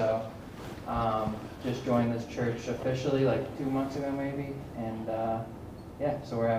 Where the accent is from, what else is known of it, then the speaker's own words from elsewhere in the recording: North Canton, Ohio, United States; also born or lived in Akron area; I grew up in North Canton at St. Paul's Church. I went there through fifth grade, and some cradle Catholic as well. And moved back after school to the Akron area.